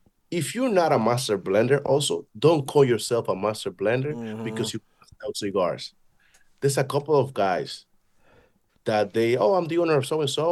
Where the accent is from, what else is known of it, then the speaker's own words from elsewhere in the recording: Dominican Republic; And I am from Dominican Republic. I look like one.